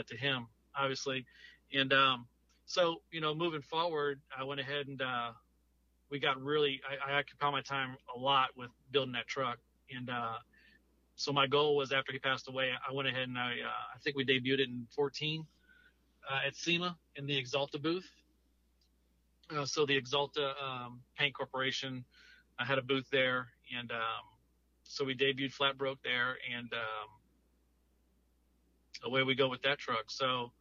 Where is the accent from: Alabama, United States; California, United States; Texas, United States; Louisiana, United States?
Louisiana, United States; moved away as an adult; now in Gulf Coast, United States; I moved to the Gulf Coast in 2011, but I'm originally from Louisiana.